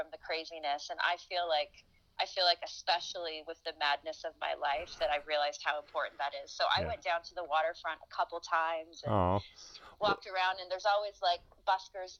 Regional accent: Vancouver, British Columbia, Canada; moved away; also born or lived in Halifax; I'm from Vancouver.

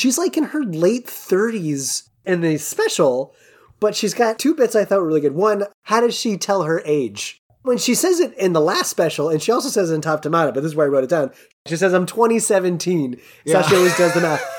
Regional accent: West Coast, United States; accent: West Coast; that's my West Coast accent.

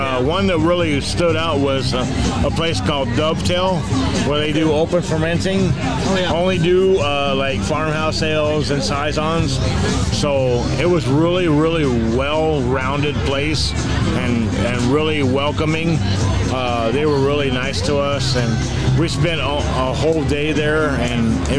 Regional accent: Chicago, Illinois, United States; I'm from Chicago.

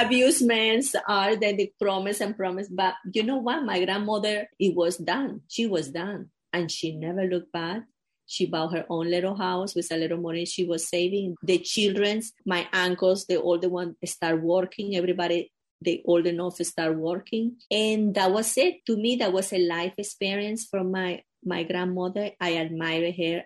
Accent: Venezuela; moved away; I grew up in Venezuela in a, a very small town

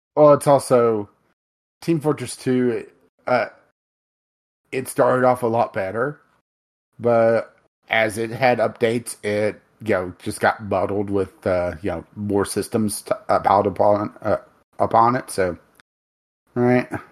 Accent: United States; we're American

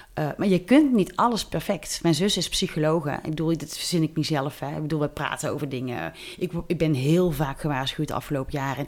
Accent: near Tilburg, North Brabant, Netherlands; also born or lived in Amsterdam; ik kom uit de buurt van Tilburg

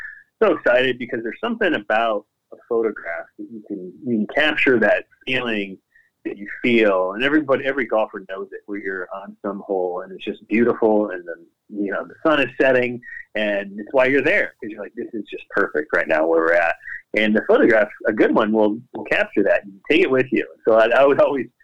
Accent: Indiana, United States; where I was born in Indiana

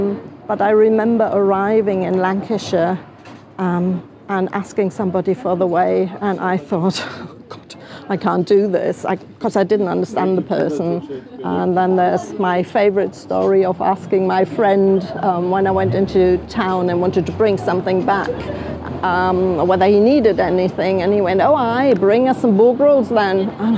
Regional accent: Koblenz, Rhineland-Palatinate, Germany; also born or lived in Darmstadt; And I am actually from the Rhineland originally. I was born in Koblenz, grew up there for 9 years. Then we moved to Darmstadt because of my father's professional shift. Darmstadt's near Frankfurt. And I lived there for another 9 years.

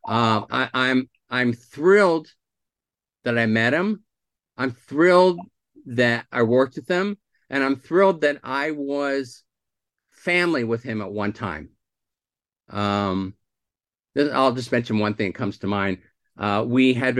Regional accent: Santa Rosa, California, United States; also born or lived in South Philadelphia, Pennsylvania / Irvine, California; I was born in South Philly, but I grew up in Santa Rosa, California, Northern California

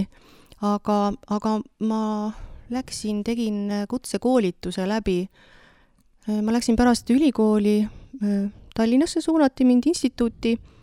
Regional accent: Haljala, Lääne-Viru County, Estonia; now in Vedu, Estonia; meie kodukandist, ma olen sealt Virumaalt pärit, et Haljalast

